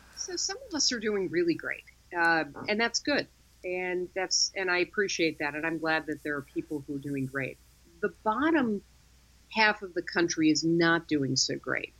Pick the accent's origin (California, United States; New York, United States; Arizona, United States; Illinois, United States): Illinois, United States; Chicago; my hometown of Chicago